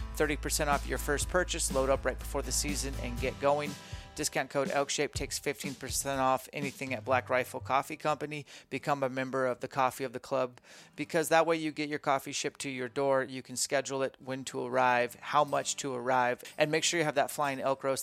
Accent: Greenacres, Washington, United States; a little mini camp here in my hometown, Grin Acres, Washington.

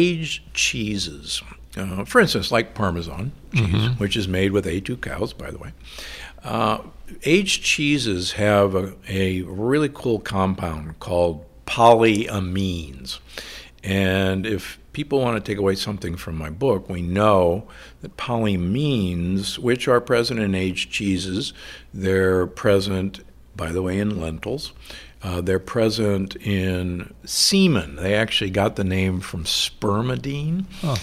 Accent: Midwest, United States; moved away; also born or lived in Omaha, Nebraska / Milwaukee, Wisconsin; I grew up in Omaha and Milwaukee

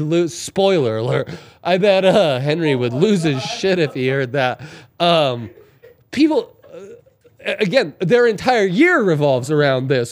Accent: Italy; moved away; growing up in Italy

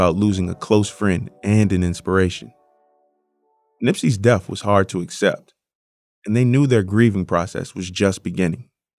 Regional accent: Virginia, United States; I was a kid from Virginia

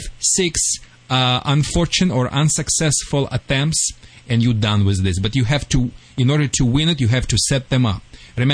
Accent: Michigan, United States; accent: Michigan; Sorry for my Michigan accent. I still have it.

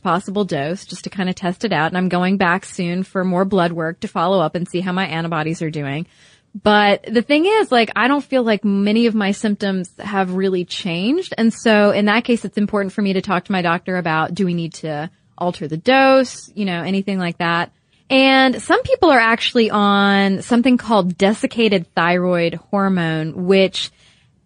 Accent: United States; us, being American women

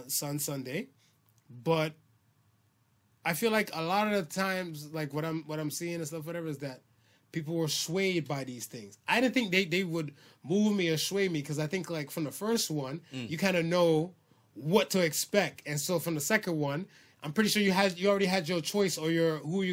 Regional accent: Philippines; All right. I'm Filipino.

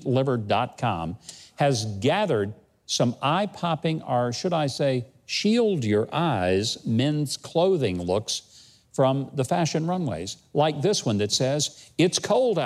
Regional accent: Hope, Arkansas, United States; I was born and raised in Hope, Arkansas, which is the watermelon capital of the world.

